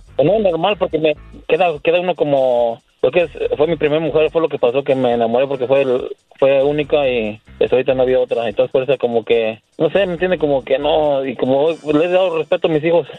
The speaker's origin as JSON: {"language": "Spanish", "region": "Querétaro", "country": "Mexico", "moved": "yes", "said": "Yo soy de Querétaro."}